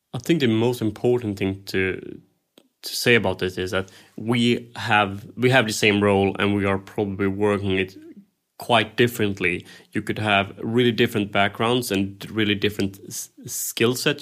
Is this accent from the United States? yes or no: no; Sweden; I'm, I'm from Scandinavia